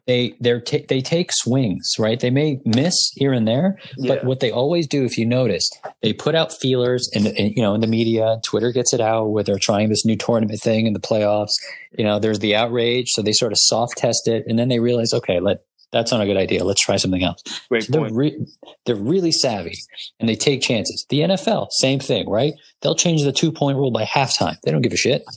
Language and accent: English; New York, United States; we're from New York